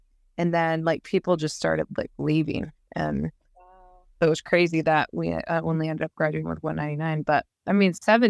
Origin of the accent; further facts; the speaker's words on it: Michigan, United States; Like where I grew up in Michigan, we called it towns.